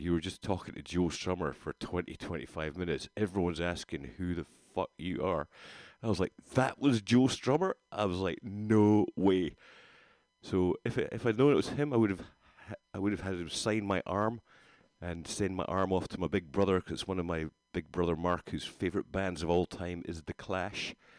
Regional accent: Rhu, Scotland, United Kingdom; now in California, United States; I grew up in Rue, just across the water from there.

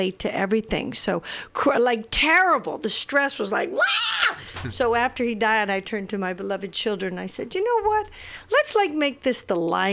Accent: Ireland; I'm Irish.

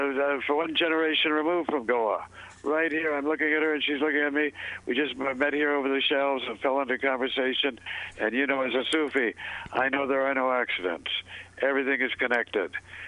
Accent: Minneapolis, Minnesota, United States; now in San Francisco, United States; I'm in Minneapolis, Minnesota. My hometown.

